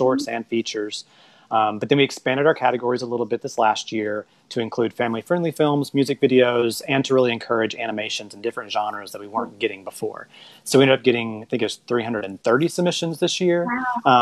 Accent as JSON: {"language": "English", "town": "West Point", "region": "Mississippi", "country": "United States", "said": "I'm from West Point, Mississippi"}